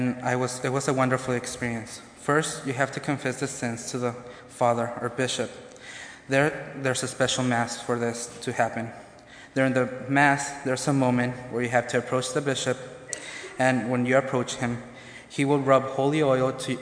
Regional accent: Mexico; moved away; I was born and raised in Mexico.

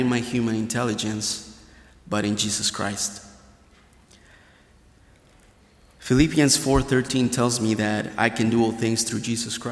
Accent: Hidalgo, Mexico; now in Goshen, United States; I was born and raised in Mexico, the state of Hidalgo, really close to Mexico City

